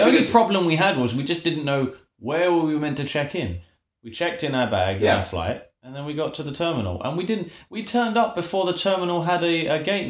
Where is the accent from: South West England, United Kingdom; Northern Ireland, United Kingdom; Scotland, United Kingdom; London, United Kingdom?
London, United Kingdom; us Londoners.